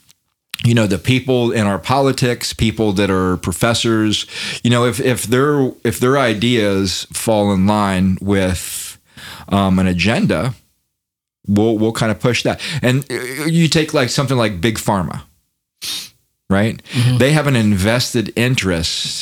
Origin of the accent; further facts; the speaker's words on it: United States; I'm born here in America.